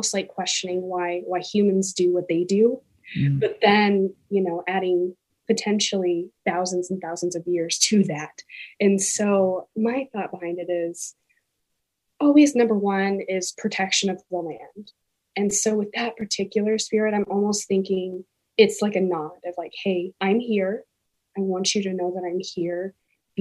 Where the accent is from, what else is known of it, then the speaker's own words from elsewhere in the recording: Kentucky, United States; now in Washington, United States; growing up in Kentucky